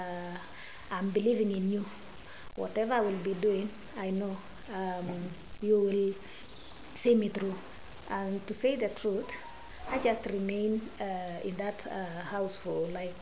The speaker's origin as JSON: {"language": "English", "region": "Baringo County", "country": "Kenya", "tie": "born or raised there", "said": "so I was born in Baringo"}